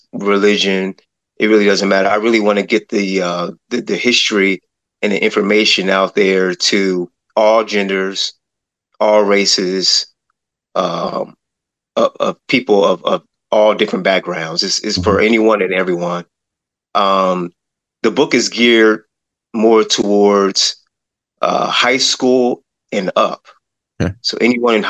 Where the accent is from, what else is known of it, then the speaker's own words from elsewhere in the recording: Akron, Ohio, United States; also born or lived in Cleveland suburb, Ohio; I'm originally from Akron, Ohio, and I currently live in a suburb of Cleveland, Ohio